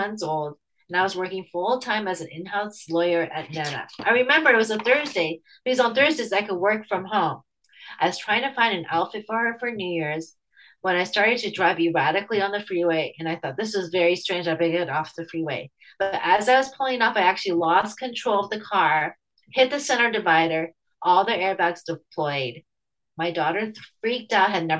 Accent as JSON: {"language": "English", "country": "United States", "lives_now": "San Francisco Bay Area, United States", "said": "I'm Chinese American"}